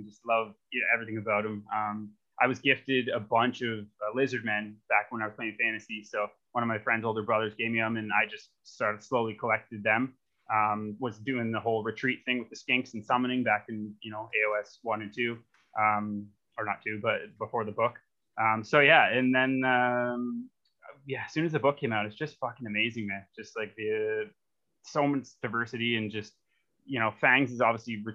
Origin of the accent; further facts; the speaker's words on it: Hamilton, Ontario, Canada; I'm from Hamilton